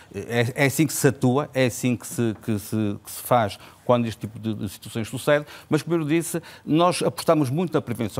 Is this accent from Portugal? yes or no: yes; Vila Nova de Gaia, Norte, Portugal; Eu sou de Vila Nova de Gaia